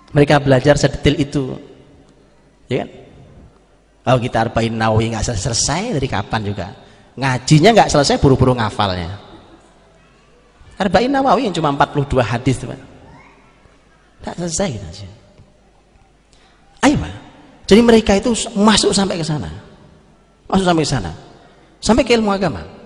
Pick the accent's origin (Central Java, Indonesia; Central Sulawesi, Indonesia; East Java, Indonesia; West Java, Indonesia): East Java, Indonesia; Zaman dulu, zaman saya di kampung, saya orang Jawa Timur di kampung.